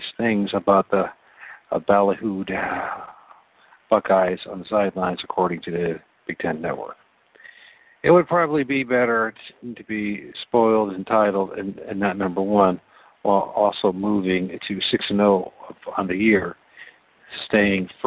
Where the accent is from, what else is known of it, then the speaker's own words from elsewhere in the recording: Ohio, United States; I'm from Ohio